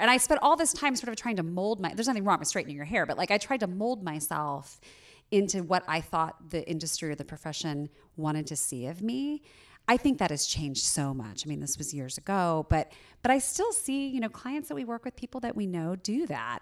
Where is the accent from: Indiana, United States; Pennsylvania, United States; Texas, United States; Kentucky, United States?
Indiana, United States; Southern; moved away; I grew up in Southern Indiana